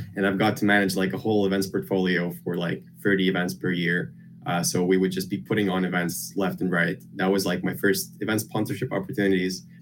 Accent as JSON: {"language": "English", "country": "Lithuania", "tie": "born or raised there", "moved": "as an adult", "lives_now": "United Kingdom", "said": "I grew up in Lithuania. Uh, I've basically lived my whole life there near the capital."}